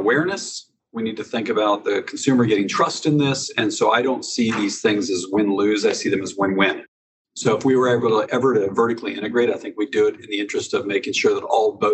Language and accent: English; outside of Seattle, Washington, United States; moved away; also born or lived in Durham, North Carolina; I grew up in outside of Seattle